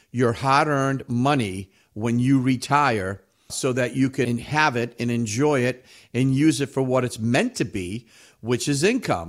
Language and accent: English; New England, United States; we're from New England. We're all skeptics up here.